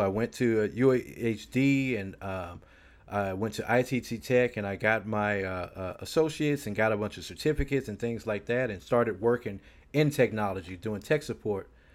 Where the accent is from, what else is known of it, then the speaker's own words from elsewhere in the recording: Houston, Texas, United States; I was born here in Houston, Texas. I lived here all of my life